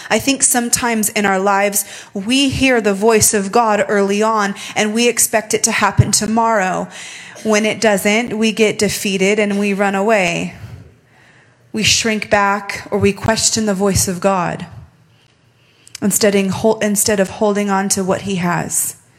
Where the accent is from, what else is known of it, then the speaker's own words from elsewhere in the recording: Las Vegas, Nevada, United States; I'm born and raised in Las Vegas